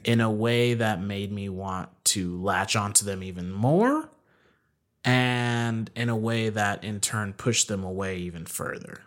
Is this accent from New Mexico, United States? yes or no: yes; Albuquerque, New Mexico, United States; also born or lived in Kentucky; Born and raised in Albuquerque